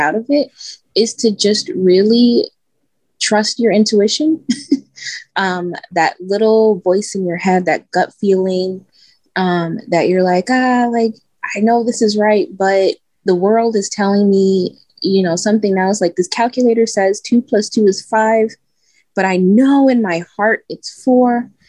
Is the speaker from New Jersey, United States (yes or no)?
no; Chicago, Illinois, United States; I'm from Chicago. I'm from the south side of Chicago, back of the Yards neighborhood